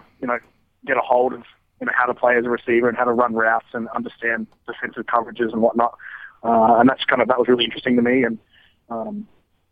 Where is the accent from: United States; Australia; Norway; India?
Australia; moved away as an adult; from Australia